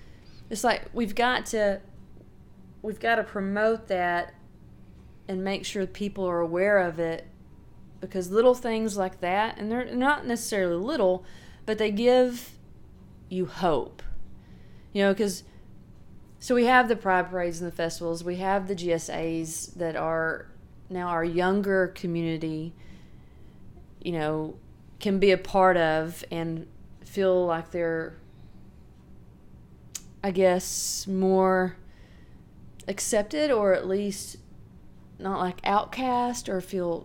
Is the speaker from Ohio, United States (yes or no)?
no; Sheridan, Arkansas, United States; I'm from Arkansas. I grew up in Sheridan. That's where I went to school.